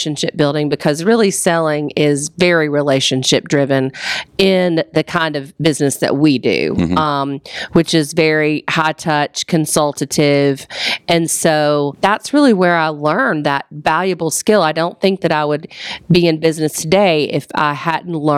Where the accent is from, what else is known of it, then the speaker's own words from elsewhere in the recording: the South, United States; moved away as an adult; also born or lived in New York City, United States / Atlanta, United States / North Carolina, United States; I wanted to get back to the South